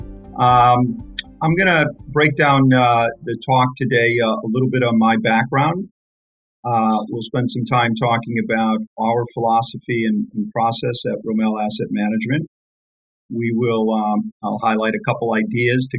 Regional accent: Detroit, Michigan, United States; I grew up in Detroit in a working class block.

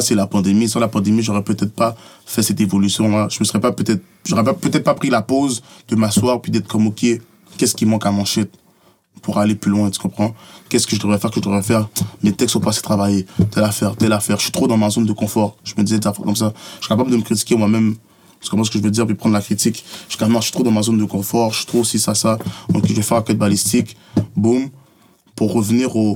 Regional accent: Montreal, Quebec, Canada; je suis né à Saint-Michel, comme je te dis, puis avant, je sortais jamais mon quartier

